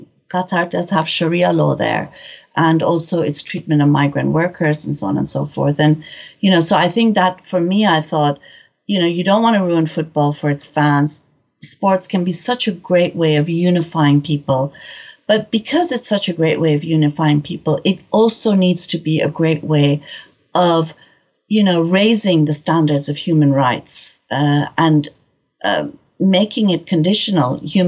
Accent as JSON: {"language": "English", "town": "Tehran", "region": "Tehran Province", "country": "Iran", "tie": "born or raised there", "moved": "yes", "said": "my family's from Shiraz, but I was born and raised in Tehran."}